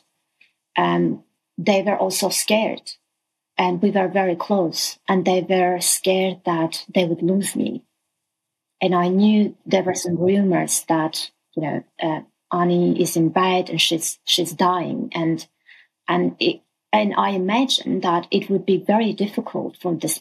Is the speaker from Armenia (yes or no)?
yes; Armenia; I'm originally from Armenia